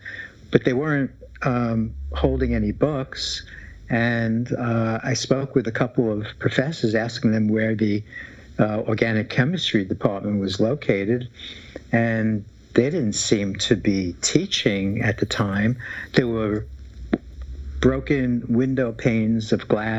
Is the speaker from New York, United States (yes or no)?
yes; New York City, New York, United States; The Bronx